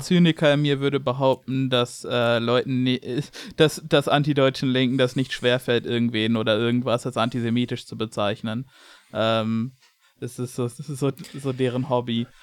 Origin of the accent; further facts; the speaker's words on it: Germany; als Deutscher